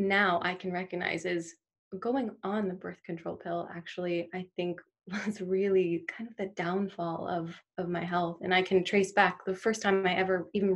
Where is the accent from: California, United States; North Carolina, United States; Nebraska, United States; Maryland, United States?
Maryland, United States; moved away as an adult; now in Michigan, United States; I'm from Maryland originally. That's where I grew up and that's where I went to school